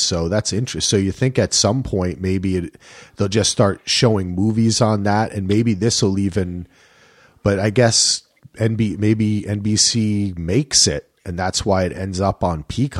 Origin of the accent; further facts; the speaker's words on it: New Jersey, United States; I grew up near the Watchung Mountains, and there was a horse stable up there, and I rode horses all the time.